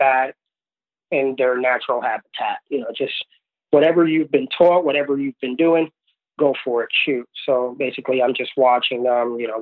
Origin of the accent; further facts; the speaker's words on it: New York City, New York, United States; also born or lived in Puerto Rico / Florida; Moved to the States at a young age, grew up in New York City